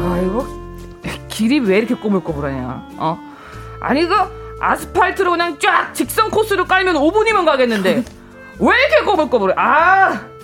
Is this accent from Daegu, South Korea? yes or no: no; Seoul, South Korea; 저는 서울이 고향이어서